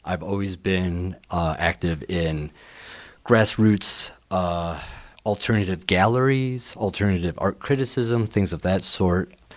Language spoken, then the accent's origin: English; Rockford, Illinois, United States; I'm from Rockford, so Rockford is my hometown